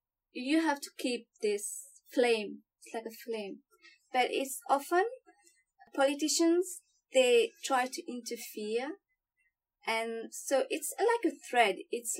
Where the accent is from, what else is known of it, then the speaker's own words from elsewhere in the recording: Mauritius; moved away as an adult; now in Australia; I come from Mauritius, a small island in the Indian Ocean. So today I'm exactly 2 years that I came to Australia.